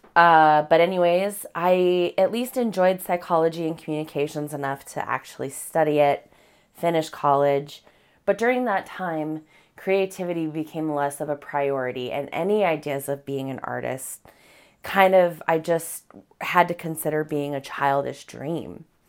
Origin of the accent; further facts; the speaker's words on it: Colorado, United States; moved away as an adult; now in Washington, United States; Being from Colorado